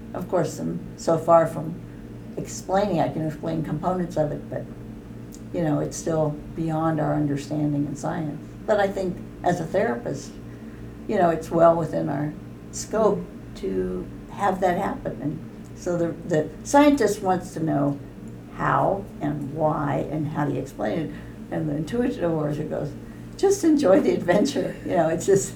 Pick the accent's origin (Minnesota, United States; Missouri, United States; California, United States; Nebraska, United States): California, United States; Bay Area; I was from California, so I grew up in the Bay Area, like Nancy.